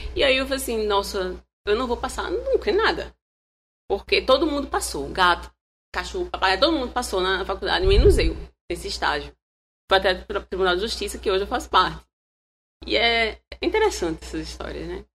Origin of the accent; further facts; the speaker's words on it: Palmeira dos Índios, Alagoas, Brazil; Eu sou do interior, sou de Palmeira